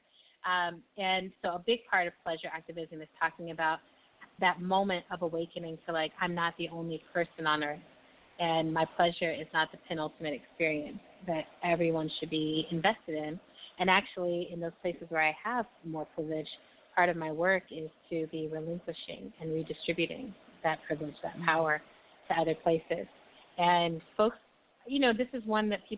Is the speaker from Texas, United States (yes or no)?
yes; El Paso, Texas, United States; my hometown of El Paso